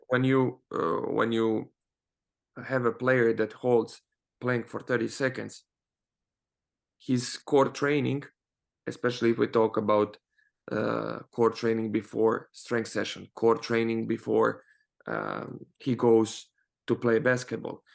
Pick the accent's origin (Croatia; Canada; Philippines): Croatia; moved away; also born or lived in Spain; I come from Croatia, and over there we have uh, University of Zagreb